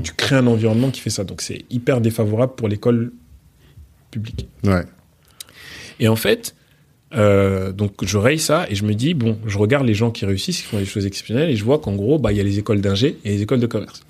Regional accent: Mantes-la-Jolie, Île-de-France, France; also born or lived in Portugal; je suis né euh, au Portugal. Ah. mes parents ont vécu au Portugal avant de venir en France et, mhm. de, et après avoir quitté le Sénégal et la Guinée. Et j'ai grandi ensuite en, en, région parisienne.

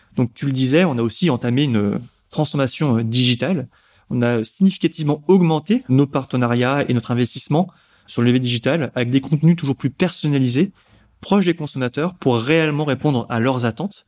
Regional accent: France; la soupe fait partie de notre histoire et de notre consommation en tant que Français

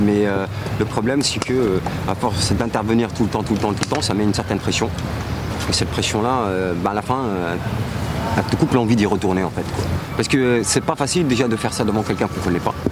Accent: Paris, Île-de-France, France; je suis un Parisien euh, pure pur souche, quoi, mm. donc euh, j'aime ma ville

